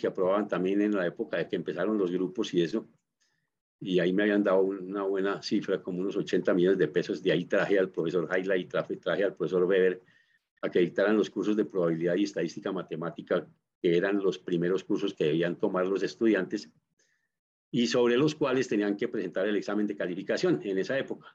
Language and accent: Spanish; Colombia